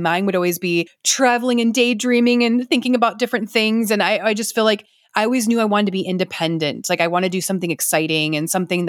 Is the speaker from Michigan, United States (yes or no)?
yes; Detroit, Michigan, United States; I grew up in around Detroit, Michigan, just north of Detroit.